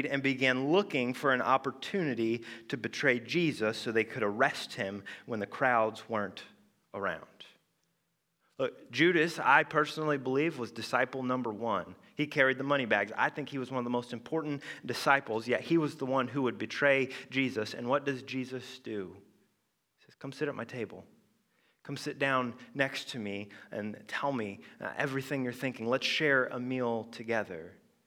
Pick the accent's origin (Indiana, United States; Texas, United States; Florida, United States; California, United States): Indiana, United States; moved away; I'm originally from Indiana, you know, the ….